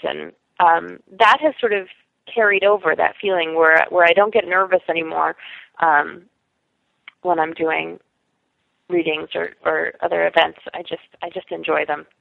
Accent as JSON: {"language": "English", "town": "New York City", "region": "New York", "country": "United States", "tie": "born or raised there", "also_born_or_lived": "Oberlin, Ohio / Madison, Wisconsin", "said": "I grew up on the Upper West Side in Manhattan"}